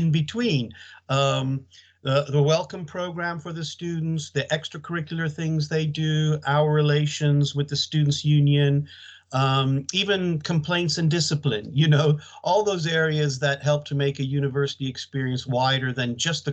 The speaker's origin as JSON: {"language": "English", "country": "United States", "tie": "born or raised there", "also_born_or_lived": "Leeds, United Kingdom / London, United Kingdom", "moved": "as an adult", "lives_now": "United Kingdom", "said": "as you may guess from my accent, I'm not from the UK. I went to high school in the United States"}